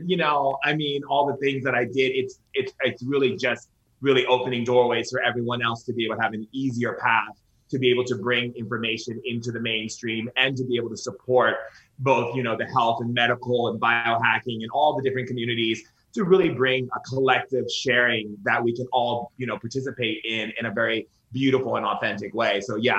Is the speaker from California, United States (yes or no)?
yes; Foster City, California, United States; also born or lived in Sacramento; I was born in Sacramento. We moved to this little town outside of San Francisco called Foster City.